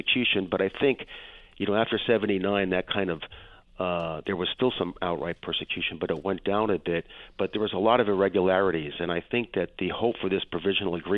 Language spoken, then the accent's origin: English; Western Massachusetts, United States; now in California, United States; I have half my life on the East Coast and half my life on the West Coast, so here in California, but I grew up in Western Massachusetts